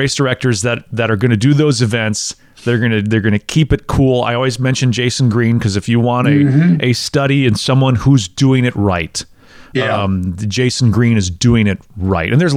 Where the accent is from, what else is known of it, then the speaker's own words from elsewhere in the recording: Wisconsin, United States; now in Tennessee, United States; Growing up in Wisconsin